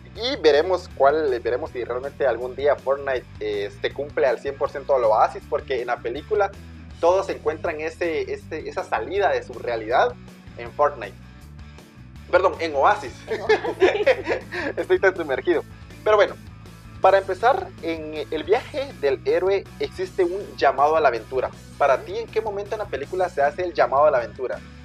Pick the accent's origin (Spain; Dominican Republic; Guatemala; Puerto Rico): Guatemala; somos de Guatemala, para las personas que nos escuchan lejos de o afuera de nuestras fronteras, somos de Guatemala